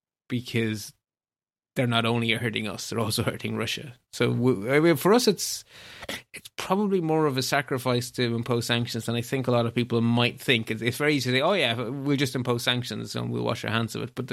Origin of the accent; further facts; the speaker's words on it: Belgium; My home country of Belgium is in the same boat.